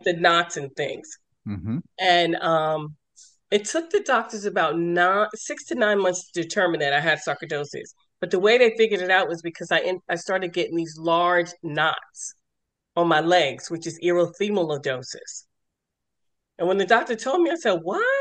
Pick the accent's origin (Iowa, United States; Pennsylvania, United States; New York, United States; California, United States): New York, United States; also born or lived in Lorton, Virginia; now in Maryland, United States; I'm originally from New York